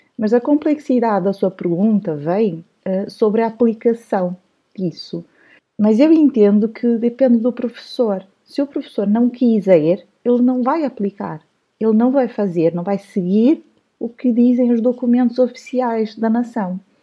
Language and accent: Portuguese; Brazil; moved away; also born or lived in São Paulo; eu nasci no Brasil, cresci no Brasil, fui professora no Brasil